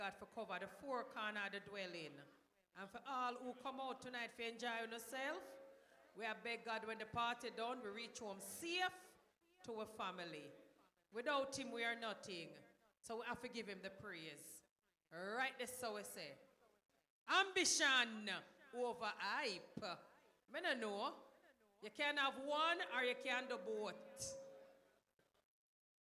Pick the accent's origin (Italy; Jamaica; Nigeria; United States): Jamaica; now in Canada; when I grew up in Jamaica